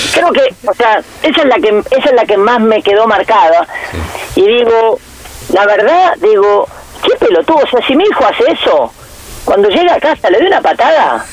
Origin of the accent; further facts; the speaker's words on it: Argentina; nosotros nacimos en, en Argentina